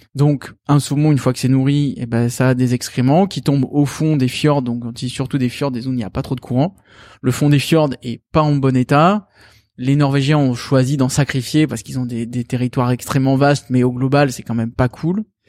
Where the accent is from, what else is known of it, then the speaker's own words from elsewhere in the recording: France; chez nous en France